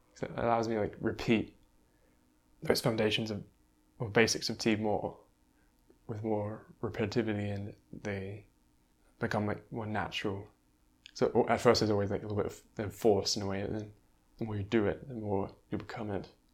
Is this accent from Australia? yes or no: yes; Australia; moved away as an adult; growing up in Australia, in that landscape.